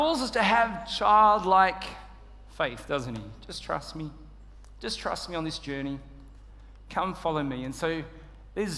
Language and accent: English; Australia; moved away; I'm Australian